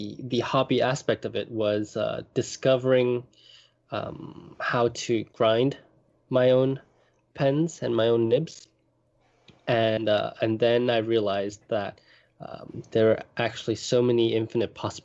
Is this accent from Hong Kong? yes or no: yes; Hong Kong; moved away as an adult; also born or lived in Europe; now in Japan; I grew up in Hong Kong